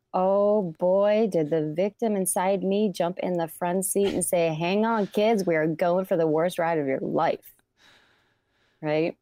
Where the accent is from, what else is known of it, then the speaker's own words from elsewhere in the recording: Ypsilanti, Michigan, United States; the fabulous city of Ypsilanti. And I love my hometown.